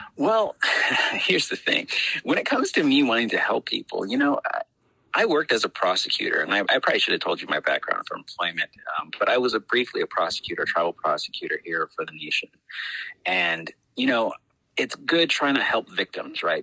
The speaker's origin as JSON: {"language": "English", "town": "Shiprock", "region": "New Mexico", "country": "United States", "tie": "born or raised there", "also_born_or_lived": "Albuquerque, New Mexico", "said": "from Shiprock, New Mexico, born and raised on the Navajo uh, Reservation."}